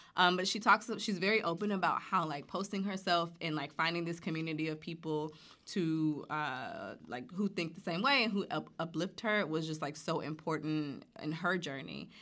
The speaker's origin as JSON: {"language": "English", "town": "Montgomery", "region": "Alabama", "country": "United States", "tie": "born or raised there", "said": "I'm from Alabama, born and raised in Montgomery"}